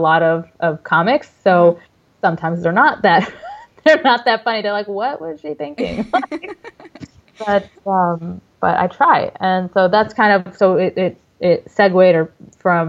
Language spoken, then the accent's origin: English; Dearborn, Michigan, United States; moved away as an adult; now in Texas, United States; I am a native of Dearborn, Michigan. I am originally from Michigan